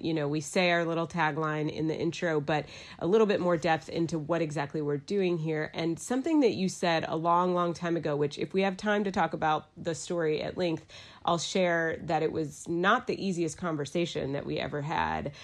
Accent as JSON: {"language": "English", "town": "Dallas", "region": "Texas", "country": "United States", "also_born_or_lived": "New York City", "moved": "as an adult", "lives_now": "Asheville, United States", "said": "I'm from Dallas, Texas. I moved to Asheville, North Carolina"}